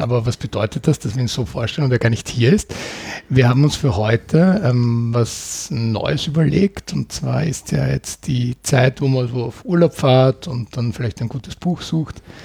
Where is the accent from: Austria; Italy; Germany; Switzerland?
Austria; bei uns in Österreich